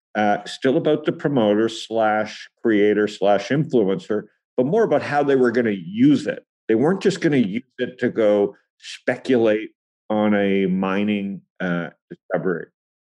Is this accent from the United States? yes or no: no; Toronto, Ontario, Canada; So I think, you know, growing up in Toronto with the mining in Saskatchewan